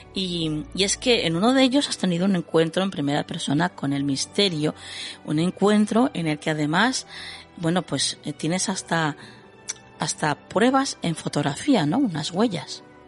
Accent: Jerez de la Frontera, Andalusia, Spain; mi ciudad natal, a Jerez de la Frontera

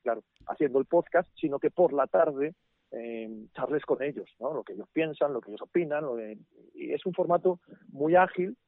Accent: Asturias, Spain; yo soy asturiano, eh, comencé en mi tierra

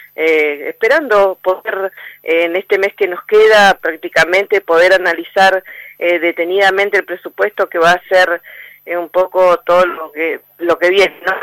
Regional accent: Argentina; Como argentinos

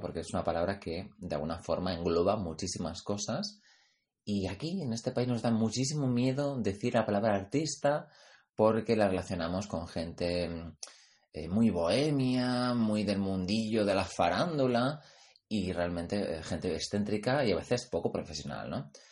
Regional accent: Pamplona, Navarre, Spain; mi tierra, yo soy de Pamplona

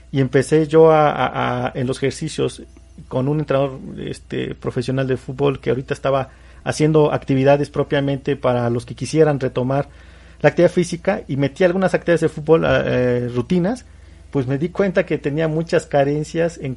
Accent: Mexico; como mexicanos

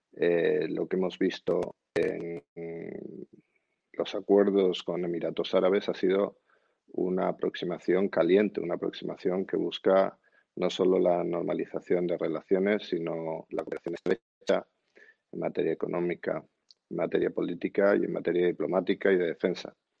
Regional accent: Spain; como español

